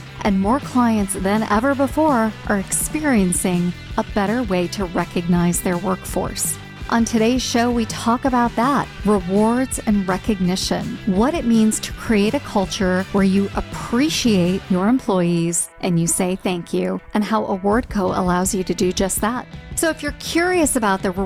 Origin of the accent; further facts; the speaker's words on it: Chicago, Illinois, United States; also born or lived in Golf, Illinois; I'm from Chicago as well. Born and raised on the Northwest Side.